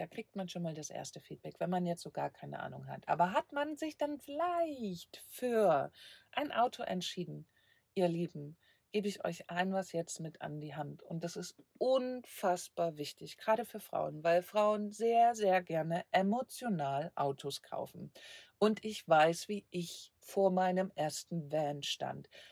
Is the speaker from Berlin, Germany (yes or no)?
no; Leipzig, Saxony, Germany; moved away; Leipzig ist meine Heimat.